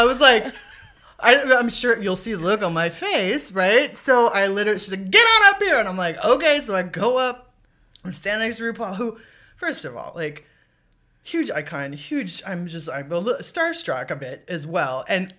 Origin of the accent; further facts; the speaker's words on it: Los Angeles, California, United States; Where are you from? Los Angeles, Marina Del Rey, blah, blah, blah. Local girl.